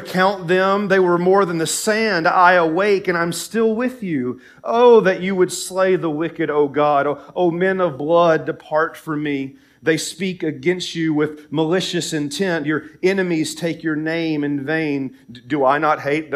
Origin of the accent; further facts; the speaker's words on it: Tennessee, United States; moved away; my home state in Tennessee